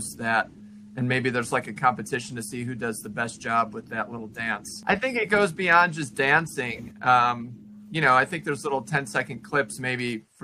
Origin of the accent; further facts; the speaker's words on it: Illinois, United States; where I grew up in Illinois